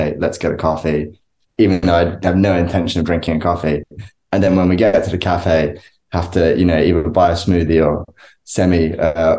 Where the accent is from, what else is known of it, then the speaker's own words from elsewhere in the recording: United Kingdom; As a British person